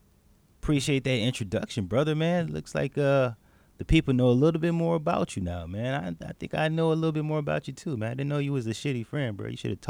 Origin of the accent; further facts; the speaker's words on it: Decatur, Georgia, United States; I am from Decatur, Georgia, 28 years old. Southwest DeKalb High School is where I graduated from.